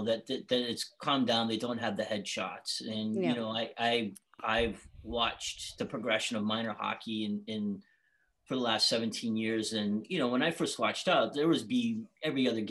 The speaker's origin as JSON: {"language": "English", "town": "Boston", "region": "Massachusetts", "country": "United States", "tie": "born or raised there", "moved": "yes", "said": "I grew up with Dad in Boston"}